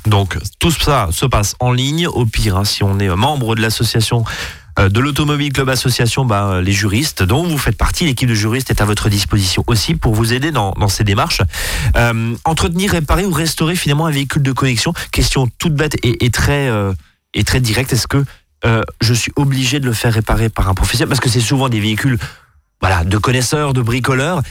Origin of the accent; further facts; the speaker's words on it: Alsace, Grand Est, France; chez nous en Alsace